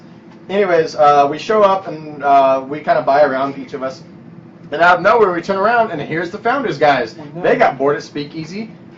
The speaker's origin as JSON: {"language": "English", "town": "Salina", "region": "Kansas", "country": "United States", "said": "we're from Salina, Kansas"}